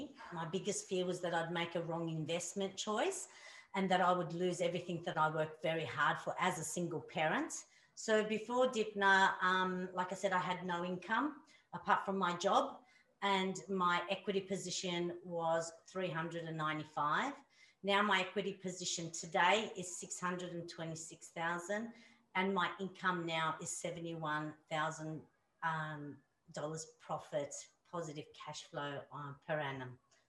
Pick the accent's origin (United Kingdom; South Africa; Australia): Australia; New South Wales; I'm from New South Wales.